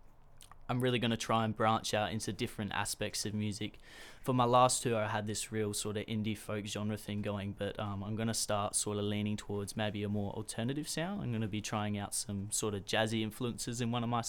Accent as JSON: {"language": "English", "town": "Port Elliot", "region": "South Australia", "country": "Australia", "said": "17 years old from Port Elliot"}